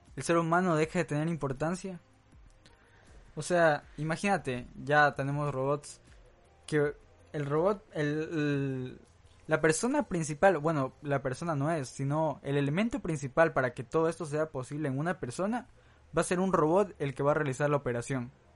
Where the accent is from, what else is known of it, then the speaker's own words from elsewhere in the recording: Santo Domingo, Santo Domingo de los Tsáchilas, Ecuador; en mi país, Ecuador, en mi ciudad Santo Domingo